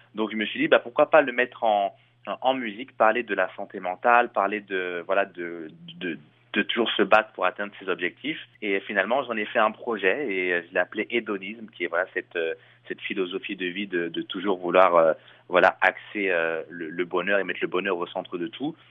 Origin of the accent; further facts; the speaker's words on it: Chelles, Île-de-France, France; moved away as an adult; now in Montreal, Canada; je viens de Shell, donc euh, euh, c'est une ville qui est à côté de Disneyland Paris